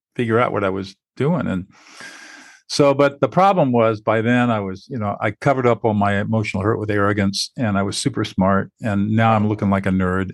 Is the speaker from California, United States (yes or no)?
yes; Southern California, United States; I grew up in Southern California